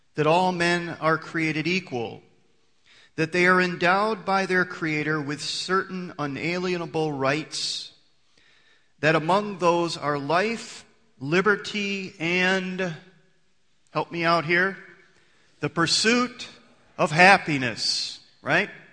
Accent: United States; I'm an American

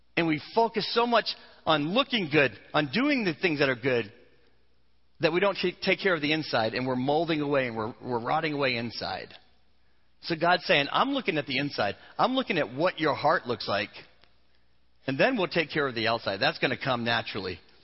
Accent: Vermont, United States; moved away; I grew up in New England, in Vermont, where they tap the trees

